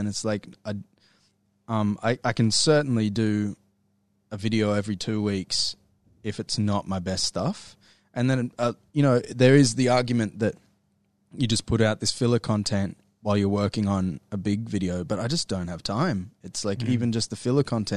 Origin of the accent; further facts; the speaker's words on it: Brisbane, Queensland, Australia; also born or lived in Ipswich; I'm from Brisbane